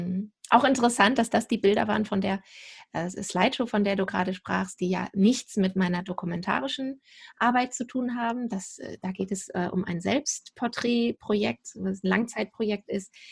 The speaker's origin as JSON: {"language": "German", "region": "Lower Saxony", "country": "Germany", "tie": "born or raised there", "also_born_or_lived": "England / Hanover", "said": "Tatsächlich bin hier wieder zurückgekehrt in diese Ecke, wo ich auch aufgewachsen bin, südlich von Hamburg."}